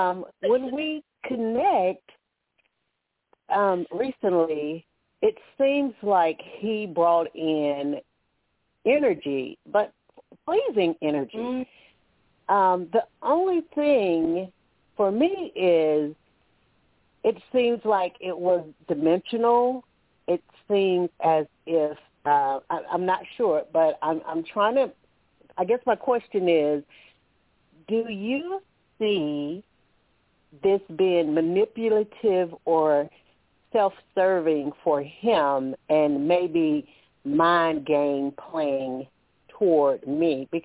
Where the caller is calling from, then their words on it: Alabama, United States; I'm calling from Alabama.